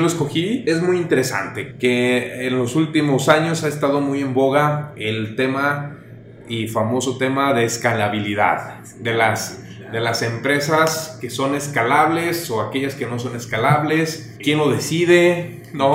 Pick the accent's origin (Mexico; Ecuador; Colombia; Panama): Mexico; Guadalajara, Jalisco; Nosotros somos de Guadalajara